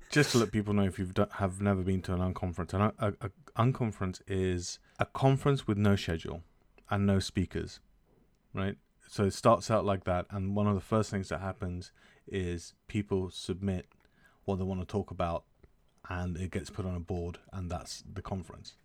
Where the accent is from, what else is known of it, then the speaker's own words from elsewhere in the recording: United Kingdom; as a British person